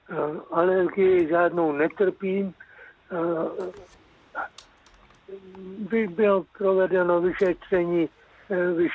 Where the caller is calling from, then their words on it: Cheb, Karlovy Vary Region, Czechia; tady, já jsem z Chebu a tady je to problém tak nějak, když se objednám, tak je to za půl roku.